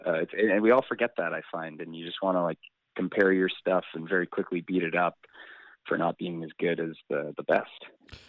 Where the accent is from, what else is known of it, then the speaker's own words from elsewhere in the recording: Calgary, Alberta, Canada; now in Vancouver, Canada; I grew up in Calgary, and when I first moved here